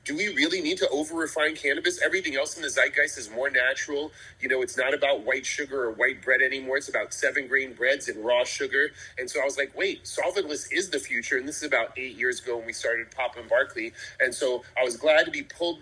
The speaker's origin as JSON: {"language": "English", "region": "New York", "country": "United States", "said": "I'm originally from New York"}